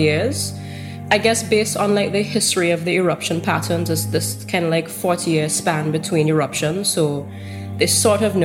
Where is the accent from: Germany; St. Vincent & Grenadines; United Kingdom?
St. Vincent & Grenadines; a photographer from St. Vincent and the Grenadines.